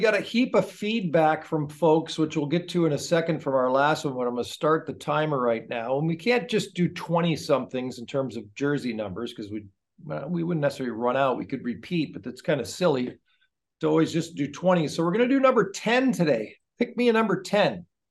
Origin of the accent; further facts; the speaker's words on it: United States; when I was growing up in Anglo U S